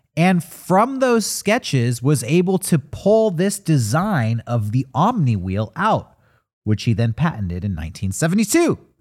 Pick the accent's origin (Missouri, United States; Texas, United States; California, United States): California, United States; San Diego; our hometown of San Diego